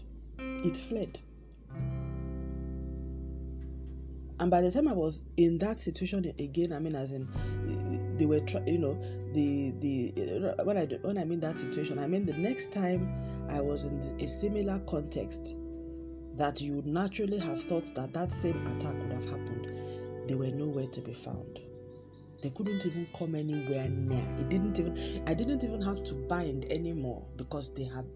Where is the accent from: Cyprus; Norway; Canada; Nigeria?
Nigeria; I'm speaking from the Nigerian example